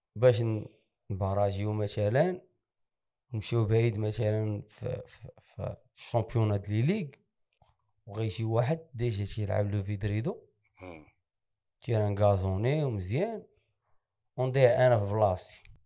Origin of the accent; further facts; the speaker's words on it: Safi, Marrakesh-Safi, Morocco; انا ابن مدينه اسفي زاديت في حي